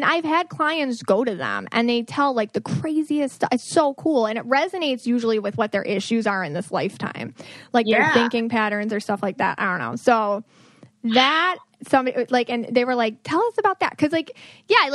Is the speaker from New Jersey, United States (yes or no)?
no; Buffalo, New York, United States; I'm from Buffalo